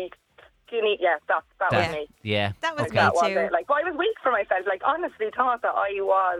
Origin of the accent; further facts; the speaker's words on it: Kilkenny, Leinster, Ireland; I'm from Kilkenny